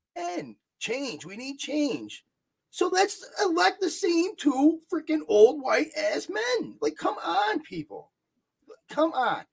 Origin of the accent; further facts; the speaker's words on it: New York, United States; I'm from New York.